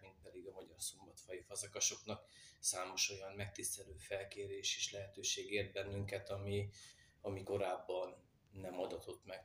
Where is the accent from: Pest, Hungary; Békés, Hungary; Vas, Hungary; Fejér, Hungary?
Vas, Hungary; Magyarszombatfa; gyerekkoromban vagy itt, vagy a kerámia gyárban láttam a fazekasokat munka közben